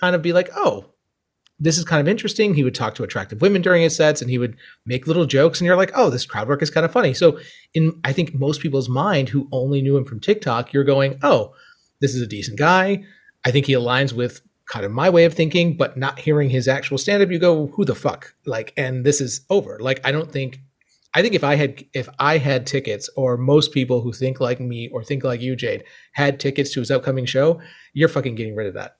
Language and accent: English; United States